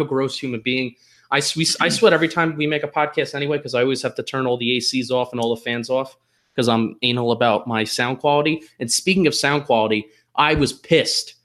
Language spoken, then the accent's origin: English; New Jersey, United States; now in Philadelphia, United States; I am a Transplanet Giant and Yankee fan living in Philadelphia. I am from New Jersey